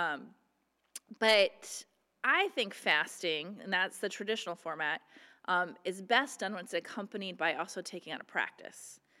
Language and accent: English; Midwest, United States; moved away; when I was growing up in the Midwest